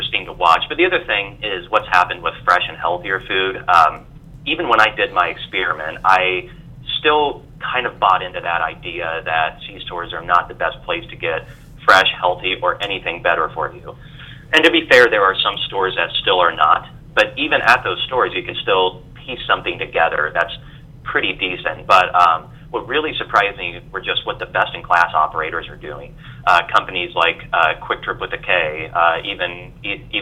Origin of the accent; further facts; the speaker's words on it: Des Moines, Iowa, United States; I grew up in Des Moines, Iowa. That's where I'm at still. You know, I've come back to Des Moines after being away